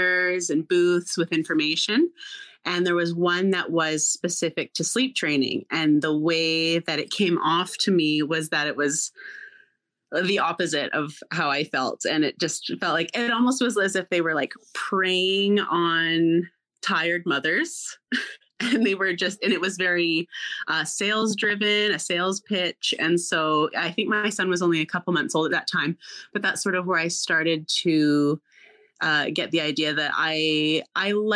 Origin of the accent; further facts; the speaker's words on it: Canada; also born or lived in Alberta; I am from Canada. I live in Alberta